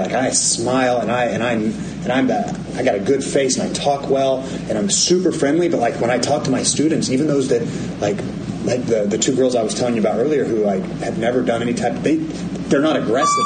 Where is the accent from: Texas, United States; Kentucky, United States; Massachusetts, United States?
Texas, United States; Amarillo; I'm born and raised in Amarillo